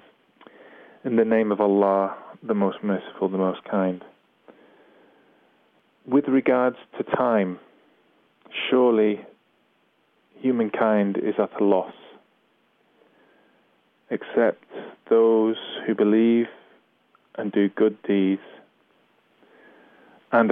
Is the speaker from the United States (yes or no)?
no; Manchester, North West England, United Kingdom; I'm from Manchester